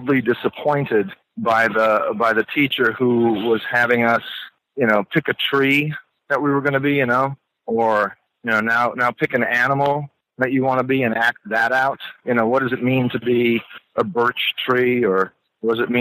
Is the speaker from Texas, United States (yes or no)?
no; New York City, New York, United States; I grew up in New York City in Manhattan